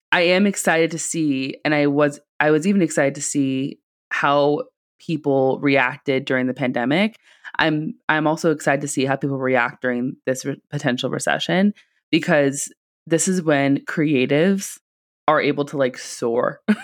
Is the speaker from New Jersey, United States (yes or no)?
no; Silicon Valley, California, United States; I'm from the Silicon Valley